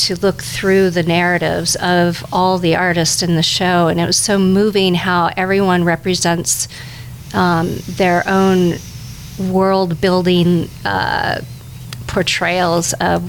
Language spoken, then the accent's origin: English; Ohio, United States; now in Hoboken, United States; I'm originally from Ohio. I'm living in Hoboken, New Jersey.